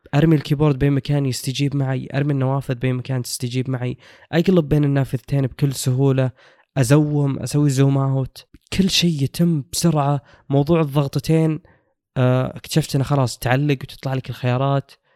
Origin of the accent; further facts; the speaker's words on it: Saudi Arabia; عندنا في السعوديه